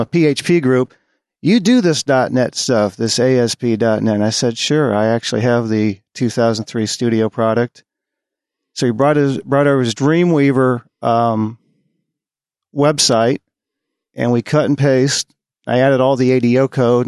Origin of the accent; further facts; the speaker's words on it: Boston, Massachusetts, United States; moved away as an adult; now in Texas, United States; I'm a Yankee from Boston, Massachusetts.